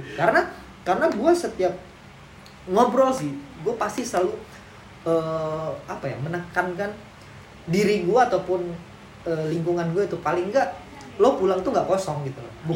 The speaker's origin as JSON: {"language": "Indonesian", "region": "Jakarta", "country": "Indonesia", "tie": "born or raised there", "said": "gua selalu mencerminkan diri gua itu Kerawamangun, gitu. Di mana tempat gua tumbuh"}